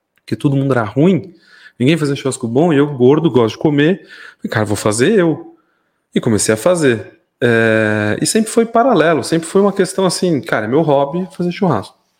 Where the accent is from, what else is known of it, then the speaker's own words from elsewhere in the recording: São Paulo, Brazil; moved away as an adult; now in Mairinque, Brazil; eu sou nascido, criado em São Paulo, é, ali no bairro da Lapa.